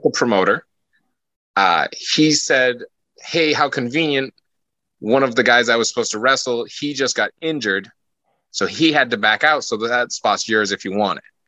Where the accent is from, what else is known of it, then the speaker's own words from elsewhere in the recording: Maine, United States; moved away; I'm from Maine originally